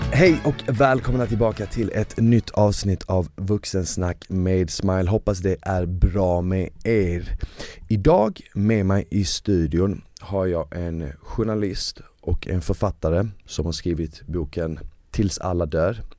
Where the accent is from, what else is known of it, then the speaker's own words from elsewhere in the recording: Malmö, Skåne, Sweden; Swedish is a second language; also born or lived in Bosnia; vi bodde på Rosengård